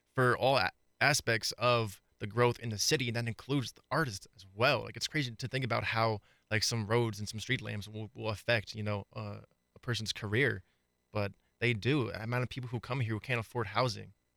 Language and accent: English; East Coast, United States; moved away; I'm not from Colorado, I'm from, I'm from the East Coast